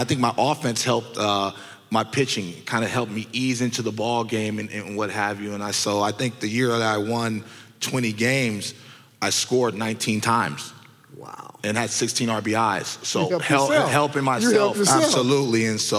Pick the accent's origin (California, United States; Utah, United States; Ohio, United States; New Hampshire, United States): California, United States; And so a lot of people from the Bay Area, we have our own type of swag, own type of energ